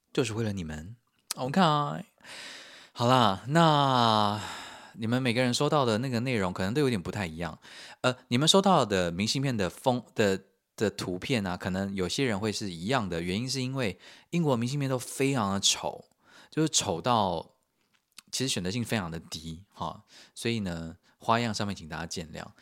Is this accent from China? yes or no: no; Taiwan; also born or lived in United Kingdom; now in Germany; 身为台湾人，我觉得也比较放心